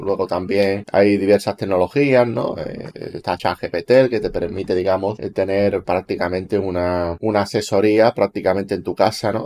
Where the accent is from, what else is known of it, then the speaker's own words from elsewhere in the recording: Spain; mi país, en España